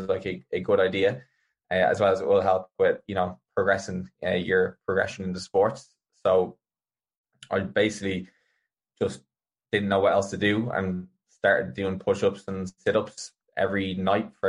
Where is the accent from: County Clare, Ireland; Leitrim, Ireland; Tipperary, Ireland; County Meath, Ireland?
County Meath, Ireland; the community I grew up in Mead had a big badminton club